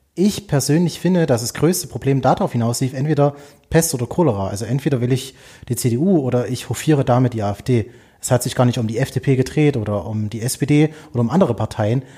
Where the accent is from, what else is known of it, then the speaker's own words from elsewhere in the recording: Erzgebirge, Saxony, Germany; war Stadtrat bei mir im Erzgebirge in meiner Heimatstadt